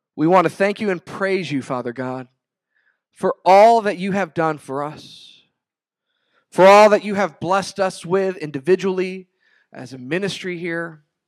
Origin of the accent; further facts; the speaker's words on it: Rio Grande Valley, Texas, United States; growing up in the Rio Grande Valley